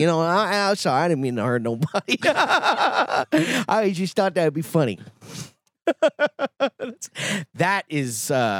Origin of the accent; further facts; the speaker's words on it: Long Island, near Plainview/Old Bethpage, New York, United States; Next to me is, like, Plainview or Old Bethpage.